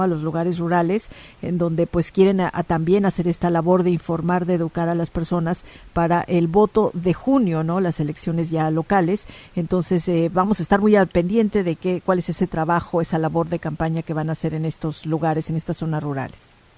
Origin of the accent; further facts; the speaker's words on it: Mexico; mexicanos, somos la mayoría